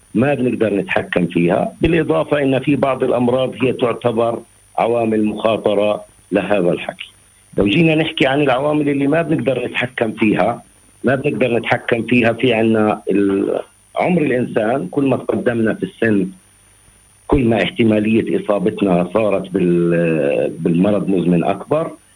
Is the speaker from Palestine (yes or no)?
yes; Palestine; عندنا في فلسطين